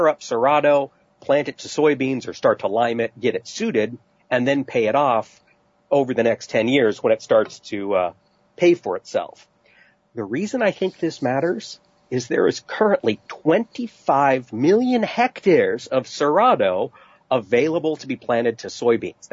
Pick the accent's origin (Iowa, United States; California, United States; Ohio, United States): Iowa, United States; East Peru; East Piru, Iowa, my hometown